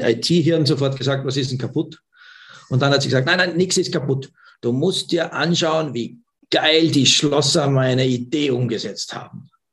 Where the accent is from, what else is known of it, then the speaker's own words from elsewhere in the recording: Austria; bei uns in Österreich